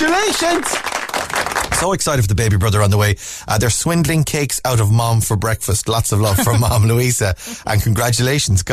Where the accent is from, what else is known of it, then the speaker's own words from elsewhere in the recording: Ireland; I'm certainly Irish